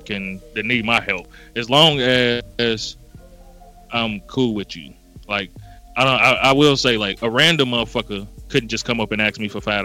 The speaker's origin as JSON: {"language": "English", "town": "Gary", "region": "Indiana", "country": "United States", "said": "Maybe it's because I'm from Gary, Indiana."}